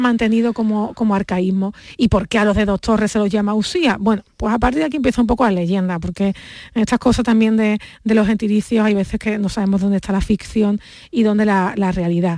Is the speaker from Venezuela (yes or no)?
no; Andalusia, Spain